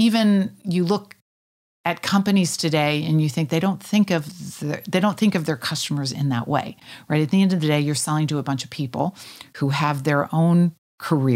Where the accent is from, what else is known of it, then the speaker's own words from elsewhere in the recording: Kansas, United States; moved away as an adult; also born or lived in Switzerland; I was from Kansas.